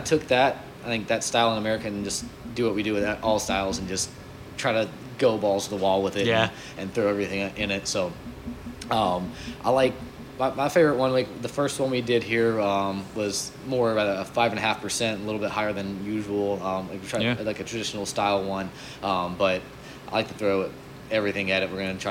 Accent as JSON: {"language": "English", "region": "Florida", "country": "United States", "said": "they were telling us we should stop in Bo Weegan's because they heard we're from Florida."}